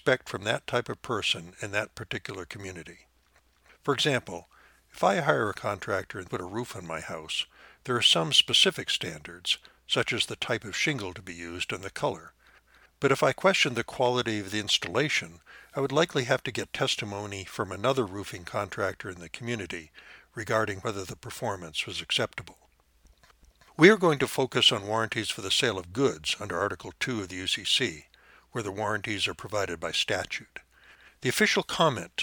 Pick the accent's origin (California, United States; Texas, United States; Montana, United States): Montana, United States; my home state of Montana